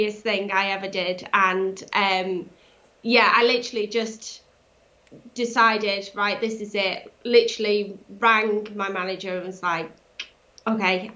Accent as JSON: {"language": "English", "area": "Cheshire", "region": "North West England", "country": "United Kingdom", "tie": "born or raised there", "said": "Born and bred in Cheshire"}